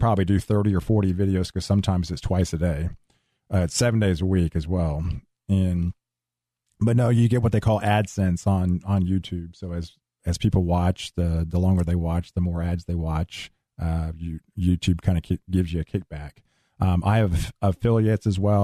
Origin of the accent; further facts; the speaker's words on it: Houston, Texas, United States; I grew up in Houston.